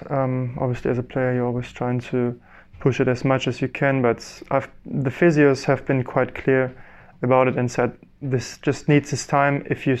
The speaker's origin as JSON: {"language": "English", "country": "Germany", "first_language": "German", "second_language": "English", "said": "Probably it would be easier for me to do that in German, in my mother tongue, than in English."}